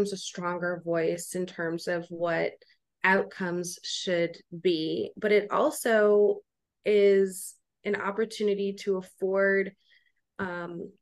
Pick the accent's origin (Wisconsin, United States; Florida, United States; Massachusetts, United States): Wisconsin, United States; now in Washington, D.C., United States; I'm originally from Wisconsin